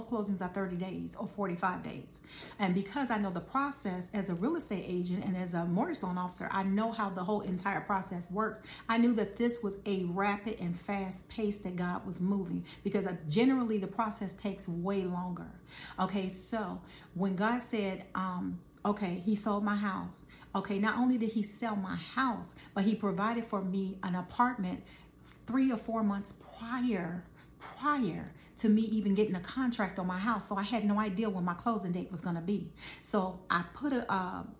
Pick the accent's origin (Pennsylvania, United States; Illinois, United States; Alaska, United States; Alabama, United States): Illinois, United States; Chicago; we're from Chicago